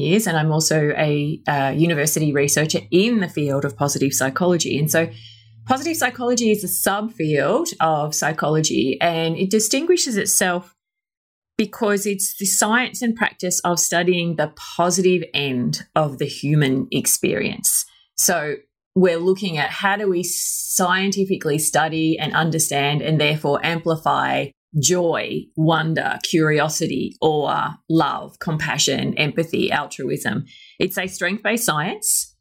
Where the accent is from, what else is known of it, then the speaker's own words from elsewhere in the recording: Australia; accent: Australian; you could probably tell from my accent, I am Australian. Mm-hmm. I grew up in a very small little country town in Australia.